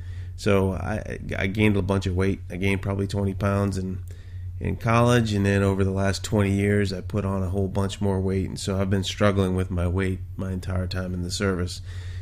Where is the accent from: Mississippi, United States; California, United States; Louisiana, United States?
Louisiana, United States; New Orleans; I'm originally from Louisiana, although I haven't lived there in a long, long time, so my accent's completely gone. But I was from the New Orleans area.